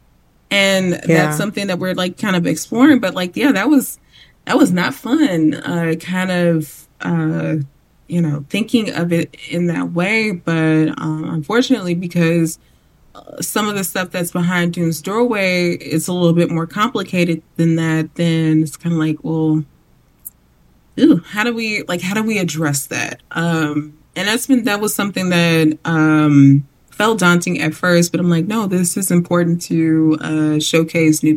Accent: Chicago, Illinois, United States; I grew up in Chicago

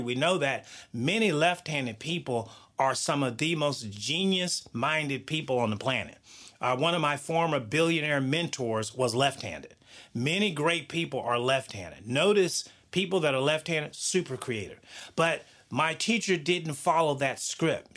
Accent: the South, United States; I grew up in the South

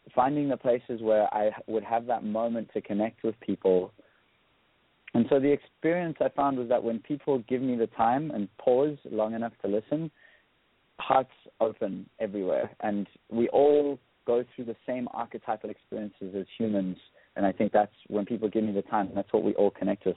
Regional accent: South Africa; also born or lived in London; I grew up in South Africa

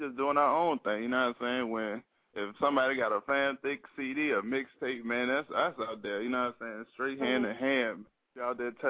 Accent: Richmond, Virginia, United States; I'm from the West

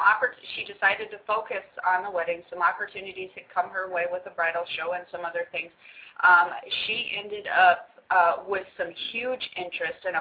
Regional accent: Hawaii, United States; us Hawaiians

